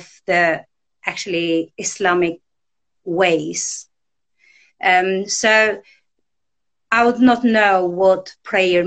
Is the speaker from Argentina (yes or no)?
no; Albania; moved away; I was born and I grew up in Albania, in a village in northeast Albania.